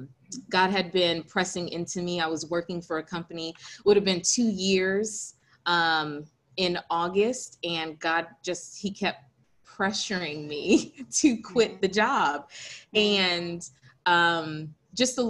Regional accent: Hampstead, North Carolina, United States; I am originally from a country town called Hempstead, North Carolina.

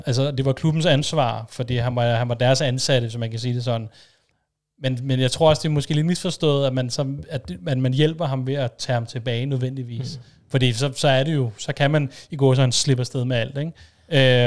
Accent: Denmark; som dansker

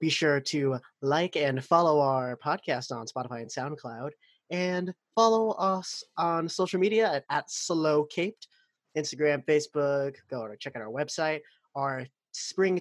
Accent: Bay Area, California, United States; I'm from the Bay Area

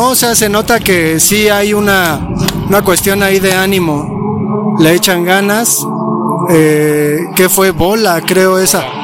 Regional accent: Mexico; pues por eso somos los mexicanos.

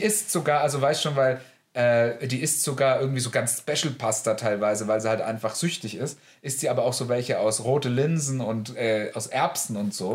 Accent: Germany; ich bin Deutscher

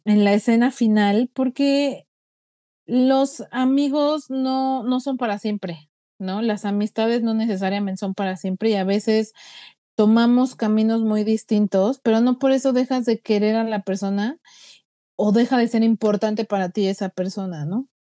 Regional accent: Mexico; nosotros los mexicanos

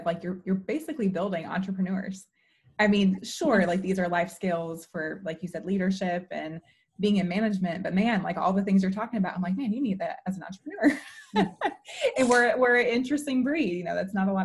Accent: Chicago, Illinois, United States; I'm from Chicago

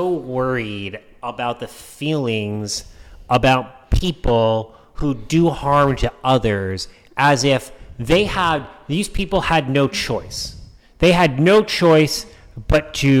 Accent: New Hampshire, United States; moved away; where we used to live in New Hampshire, and where I grew up in New Hampshire

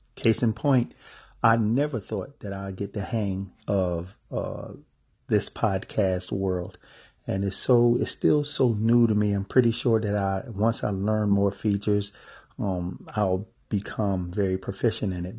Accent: United States; being an American

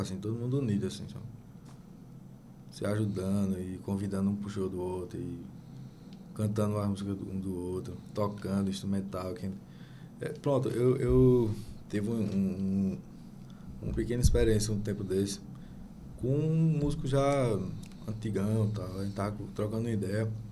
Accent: interior of Paraíba, Brazil; moved away as an adult; now in Recife, Brazil; eu sou da Paraíba, né? sou do interior da Paraíba

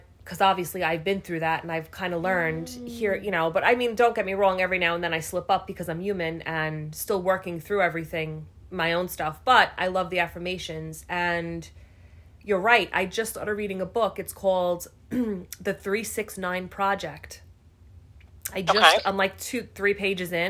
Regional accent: New York City, New York, United States; I grew up in Staten Island

